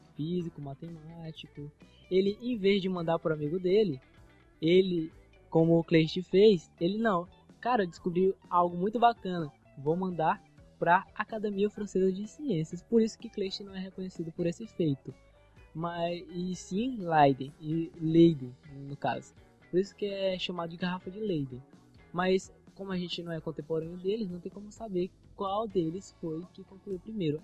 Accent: Maranhão, Brazil; accent: Maranhense; No nosso dialeto maranhense

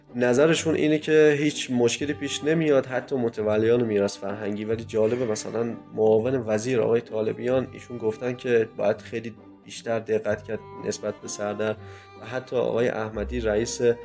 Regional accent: Kerman, Kerman Province, Iran

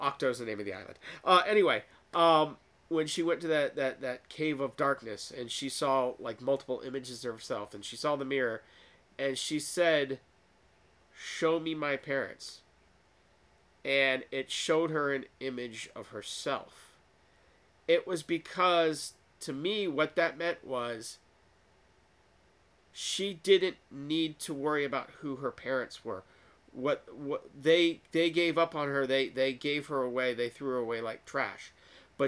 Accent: United States; I was born in America

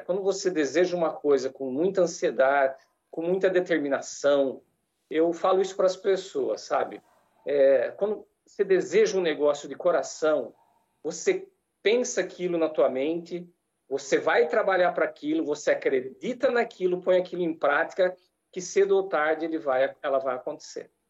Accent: Jaú, São Paulo, Brazil; moved away as an adult; eu sou de Jaú, interior de estado também, capital do calçado feminino

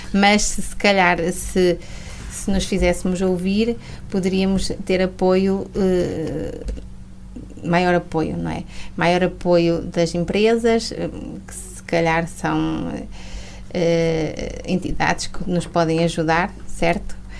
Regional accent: a village near Mirandela, Norte, Portugal; also born or lived in Porto; eu vim para, para a minha terra, não é? Porque eu fiz a minha formação no Porto e, e sou de uma aldeia perto de Mirandela

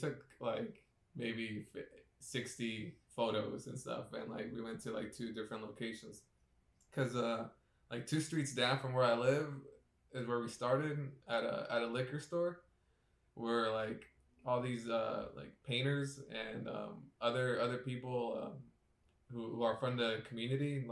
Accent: Orange, California, United States; now in Anaheim, United States; I started out in, I guess, in the city of Orange.

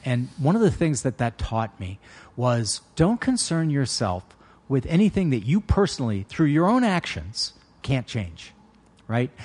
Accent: United States; When I was born in the United States in 1960

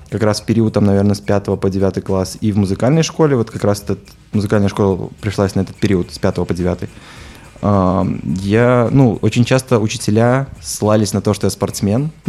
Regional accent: Minsk, Belarus; я родился в минске вот и всю жизнь собственно жил в минске вот абсолютно, мне кажется, хорошее и замечательное там детство.

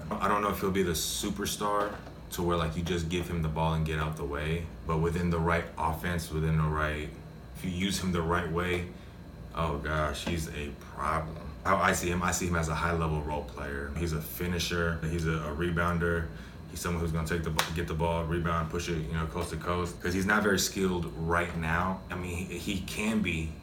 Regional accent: Dallas Fort Worth area, Texas, United States; moved away as an adult; now in Philippines; I grew up in the in the Dallas Fort Worth area

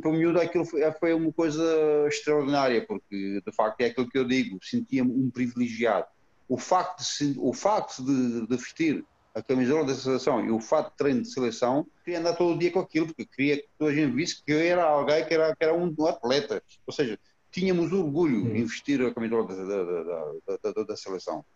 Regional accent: Romania; Portuguese is a second language; moved away as an adult; also born or lived in Alhandra, Portugal; now in Portugal; Tudo começou na Roménia, uhum. onde, onde tive, hum, tive a sorte, tive a felicidade de, de muito, desde muito cedo, aos meus 13 anos de idade, ser selecionado

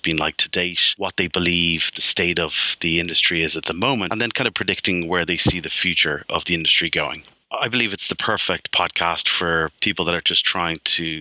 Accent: Dún Laoghaire, Leinster, Ireland; moved away as an adult; also born or lived in London; born and raised in the Dunleary, Dean's Grange area

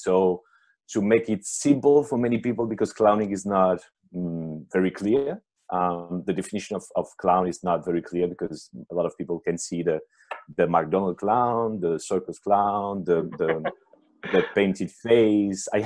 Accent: Paris, Île-de-France, France; I'm French-Italian. I've been born and raised in Paris

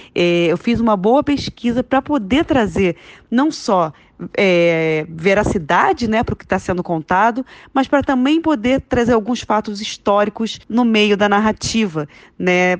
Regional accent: Rio de Janeiro, Brazil; Eu sou carioca

